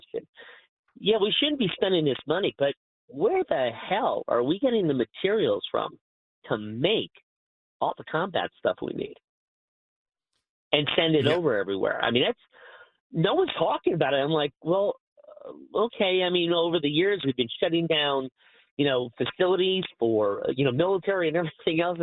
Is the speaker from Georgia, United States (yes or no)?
no; Scranton, Pennsylvania, United States; So I grew up in Biden's town of Scranton